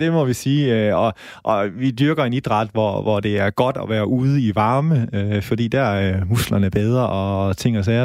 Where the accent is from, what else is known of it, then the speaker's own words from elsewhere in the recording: Holstebro, Central Denmark Region, Denmark; now in Aarhus, Denmark; jeg kommer selv fra Holstebro